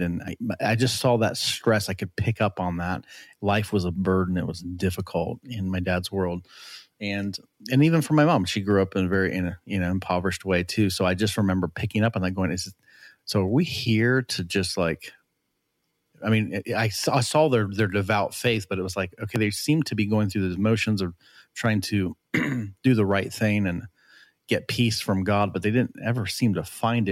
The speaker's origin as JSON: {"language": "English", "country": "United States", "tie": "born or raised there", "said": "I was born here"}